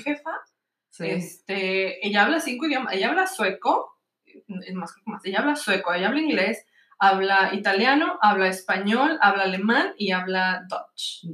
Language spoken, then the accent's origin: Spanish; Tijuana, Baja California, Mexico; also born or lived in United States; now in Malmö, Sweden; yo soy de Tijuana, California En el mero norte de México. Este, nací en Estados Unidos, pero me crié en Tijuana, así que yo digo que Tijuana es mi ciudad.